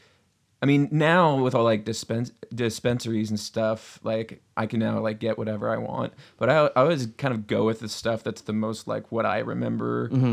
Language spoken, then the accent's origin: English; Seattle, Washington, United States; I'm from the Pacific Northwest, where unless you have a big-ass antenna, you can't even get regular TV.